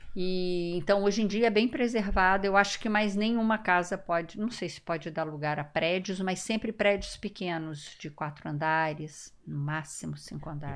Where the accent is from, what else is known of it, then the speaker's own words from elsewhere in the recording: Rio de Janeiro, Brazil; eu sou carioca da gema, mas nasci e morei a minha infância e adolescência toda na Urca